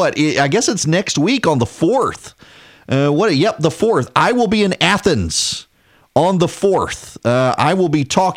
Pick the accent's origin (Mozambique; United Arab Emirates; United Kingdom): United Arab Emirates; Dubai; I grew up in Dubai. Did not grow up in this country.